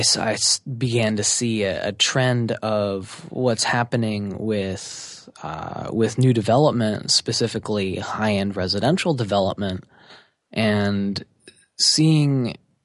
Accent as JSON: {"language": "English", "town": "New York City", "region": "New York", "country": "United States", "tie": "born or raised there", "said": "So I grew up in New York City. I grew up specifically in Manhattan, moving around a lot."}